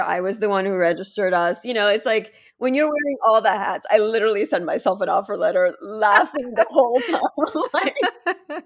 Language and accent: English; Ukraine; now in United States; I'm from the Ukraine